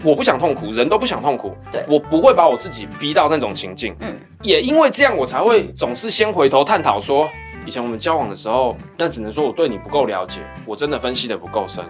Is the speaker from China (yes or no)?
no; Taiwan; 我们台湾人就这样